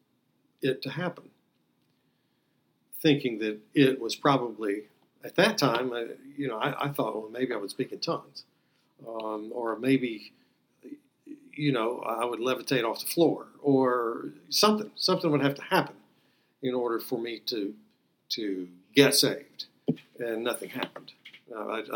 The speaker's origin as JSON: {"language": "English", "region": "the Bible Belt", "country": "United States", "tie": "born or raised there", "said": "I had heard growing up in the Bible Belt many, many times I had heard sermons"}